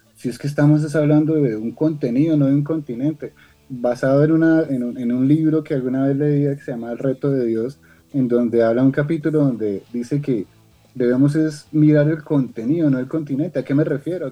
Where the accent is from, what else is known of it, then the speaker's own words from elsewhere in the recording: Sogamoso, Boyacá, Colombia; nosotros somos boyacenses de Sogamoso, Boyacá